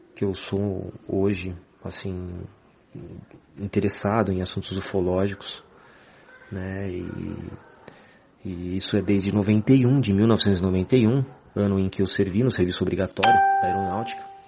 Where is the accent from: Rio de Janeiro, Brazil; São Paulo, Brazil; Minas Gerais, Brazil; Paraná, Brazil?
São Paulo, Brazil; sou de São Paulo, capital